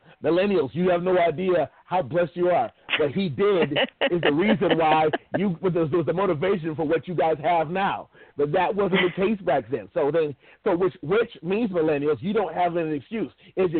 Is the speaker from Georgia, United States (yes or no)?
no; Findlay, Ohio, United States; moved away; When I came from Findlay, Ohio, down to Texas, the thing that I had to adjust, because my town, the black population was less than 1%.